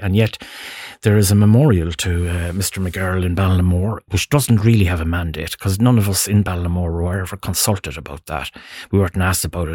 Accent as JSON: {"language": "English", "town": "Ballinamore", "region": "Connacht", "country": "Ireland", "also_born_or_lived": "Dublin", "moved": "as an adult", "said": "I'm from Ballinamore, County Leitrim"}